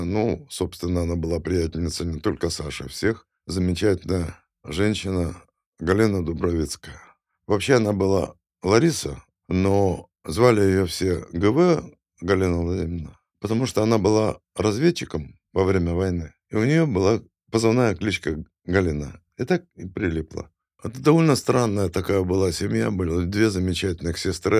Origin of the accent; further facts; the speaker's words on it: Kyiv, Ukraine; moved away; also born or lived in Saint Petersburg / Moscow; я киевлянин